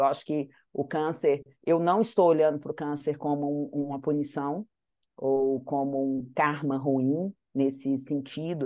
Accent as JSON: {"language": "Portuguese", "town": "Manhuaçu", "region": "Minas Gerais", "country": "Brazil", "tie": "born or raised there", "said": "Nasci lá em Manhuaçu, no meio do vale"}